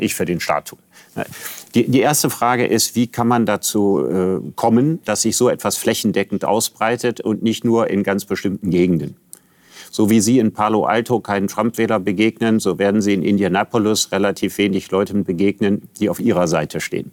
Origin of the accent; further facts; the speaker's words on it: Germany; in meinem Pass steht, ich bin Deutscher